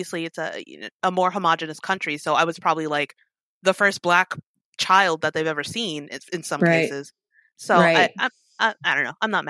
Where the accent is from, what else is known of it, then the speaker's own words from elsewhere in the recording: South Korea; also born or lived in Italy / Germany / Georgia; I grew up in Korea, Italy, a little bit of Germany. So apparently we lived in Georgia for like 2 years, but I was 2, so I don't remember it.